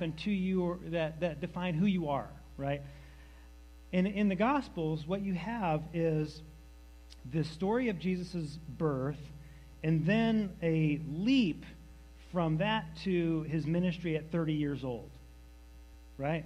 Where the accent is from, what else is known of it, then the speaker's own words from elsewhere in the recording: New Hampshire, United States; also born or lived in Massachusetts; we lived in New Hampshire, but the closest hospital is Massachusetts, so I was born in Massachusetts